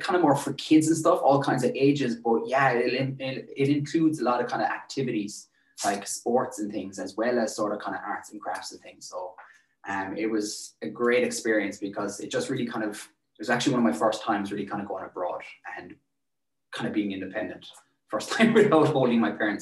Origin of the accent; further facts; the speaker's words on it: Tralee, Munster, Ireland; also born or lived in Dublin; I've lived in Tralee nearly all my life